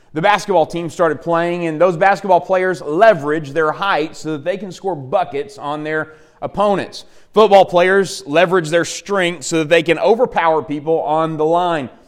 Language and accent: English; Dardanelle, Arkansas, United States; I grew up in Dardanelle, Arkansas. It just really, really helps me being a boy from Yale County.